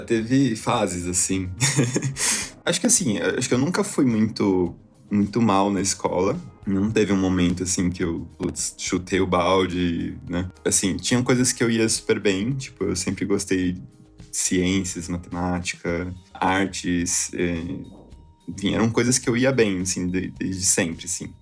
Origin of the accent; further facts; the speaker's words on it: São Paulo, Brazil; Eu nasci em São Paulo mesmo, é, num hospital lá em Guarulhos. E eu morei muito pertinho de lá, né? Num, bairro que chama São Miguel Paulista, em São Paulo mesmo